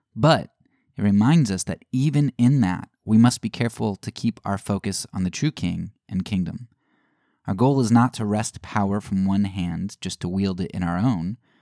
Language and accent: English; United States